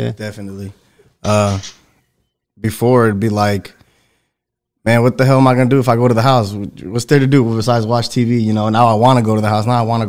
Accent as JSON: {"language": "English", "town": "Fort Wayne", "region": "Indiana", "country": "United States", "tie": "born or raised there", "said": "I'm from Fort Wayne, born and raised. Mexican."}